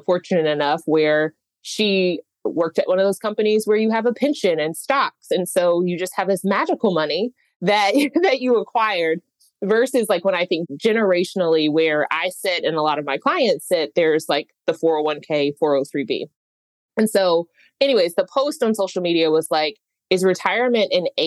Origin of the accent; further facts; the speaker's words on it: Oklahoma, United States; moved away; also born or lived in Washington, D.C.; I'm from Oklahoma